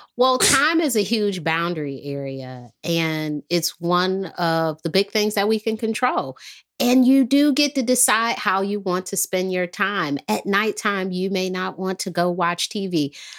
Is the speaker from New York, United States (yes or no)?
no; Detroit, Michigan, United States; moved away; also born or lived in the South (US); I'm from Detroit, so when I moved here